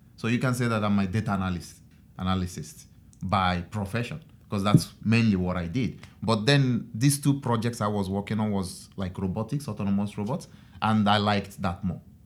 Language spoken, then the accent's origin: English; Nigeria; moved away as an adult; now in Japan; I'm from Nigeria